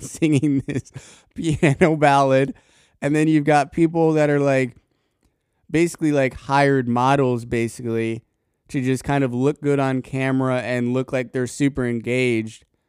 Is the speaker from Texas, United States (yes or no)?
no; Colorado, United States; now in Tennessee, United States; at least when I was living there